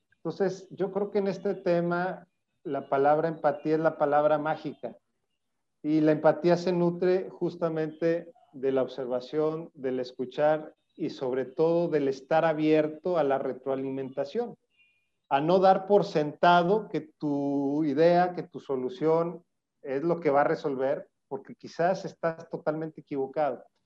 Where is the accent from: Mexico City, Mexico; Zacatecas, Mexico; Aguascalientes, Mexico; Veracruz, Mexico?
Zacatecas, Mexico; moved away as an adult; now in Monterrey, Mexico; soy zacatecano, eh, aunque vivo en Monterrey, soy zacatecano, lo digo orgullosamente. allá viví